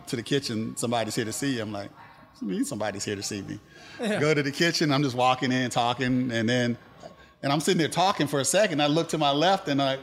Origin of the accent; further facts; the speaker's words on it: Tampa, Florida, United States; moved away; my mom lives in Tampa, Florida, so I'm originally from Tampa, Florida, home of the Super Bowl champs